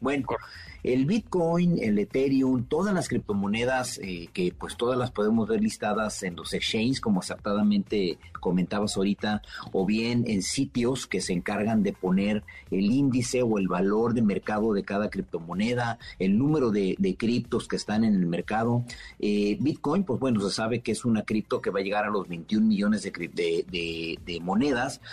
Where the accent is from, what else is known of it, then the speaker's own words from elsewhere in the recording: Mexico; como buen mexicano